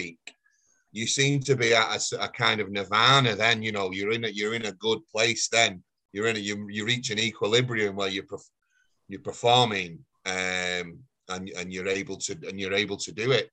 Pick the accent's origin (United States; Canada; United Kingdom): United Kingdom; Failsworth, North West England; also born or lived in Oldham; I grew up in Failsworth.